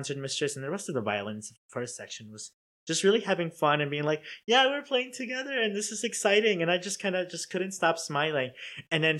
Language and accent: English; Chicago, Illinois, United States; now in Cincinnati, United States; I'm from Chicago